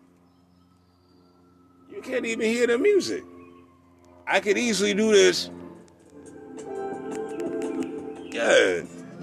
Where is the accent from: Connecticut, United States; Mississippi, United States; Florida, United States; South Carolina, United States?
South Carolina, United States; Charleston; I was born in Charleston, South Carolina